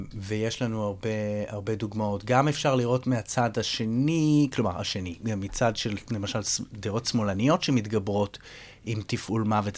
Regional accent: Israel; הזהות שלי כישראלי

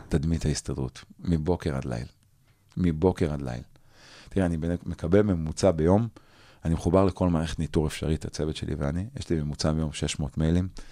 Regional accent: Jerusalem, Jerusalem District, Israel; אני בתור ילד, לא גדלתי בשכונת פאר, גדלתי בשכונת נווה יעקב

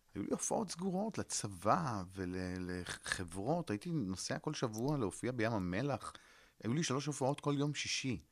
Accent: Netanya, Central District, Israel; also born or lived in New York; סיפרתי על הילדות שלי אה, בנתניה

